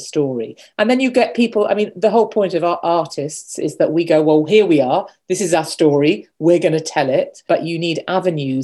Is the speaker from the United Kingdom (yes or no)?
yes; United Kingdom; also born or lived in Kolkata, India; I've been brought up, I was born in Britain, I've grown up, and I work in Britain